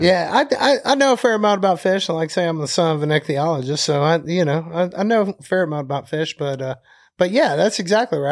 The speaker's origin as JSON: {"language": "English", "town": "Birmingham", "region": "Alabama", "country": "United States", "moved": "as an adult", "lives_now": "Conecuh National Forest, United States", "said": "I'm from Birmingham, Alabama."}